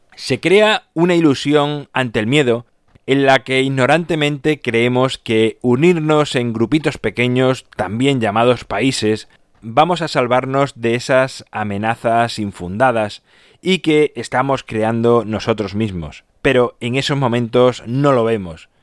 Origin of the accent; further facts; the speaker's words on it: Badajoz, Extremadura, Spain; Yo, por ejemplo, nací en España, pero lo podía haber hecho en cualquier otro país, y concretamente en mi caso, por eso puede ser que piense así, lo hice en Badajoz